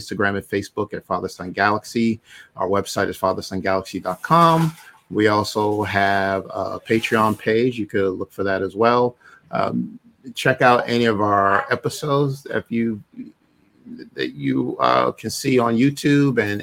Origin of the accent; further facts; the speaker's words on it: Barbados; moved away; I was born in Barbados